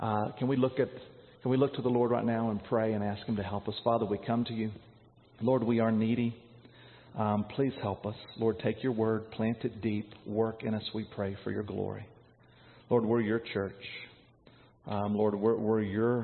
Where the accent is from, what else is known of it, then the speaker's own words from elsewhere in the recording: North Carolina, United States; moved away; I grew up in North Carolina